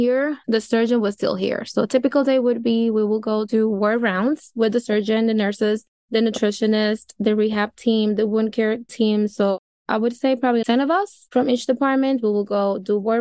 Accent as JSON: {"language": "English", "country": "Dominican Republic", "moved": "yes", "lives_now": "New York, United States", "said": "I am originally from the Dominican Republic, which is an island right next to Haiti"}